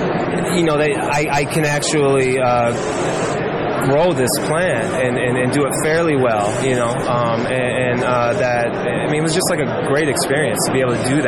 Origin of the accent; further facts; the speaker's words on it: Illinois, United States; plus from where I came from Illinois, we didn't have a lot of selection.